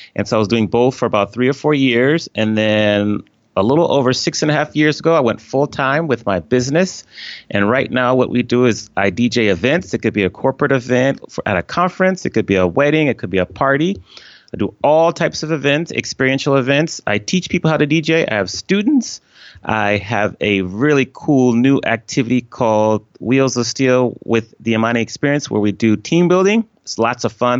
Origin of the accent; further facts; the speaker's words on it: Washington, District of Columbia, United States; moved away as an adult; also born or lived in Atlanta; I grew up on the East Coast of the U S in, uh, the Washington D C area